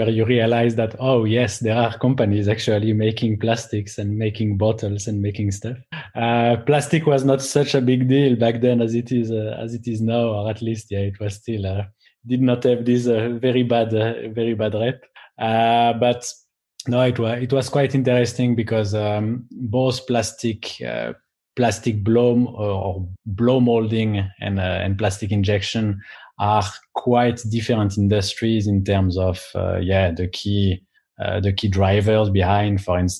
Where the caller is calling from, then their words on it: Amsterdam, North Holland, Netherlands; So I'm calling from Amsterdam in the Netherlands.